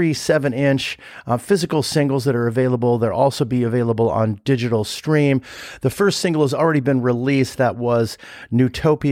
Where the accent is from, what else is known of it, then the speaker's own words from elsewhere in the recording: Los Angeles, California, United States; that's where I grew up. Exactly right there